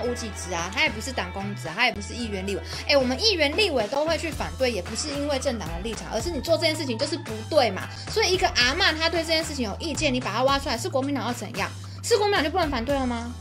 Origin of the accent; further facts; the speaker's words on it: Taiwan; 让我们台湾人去吃一样。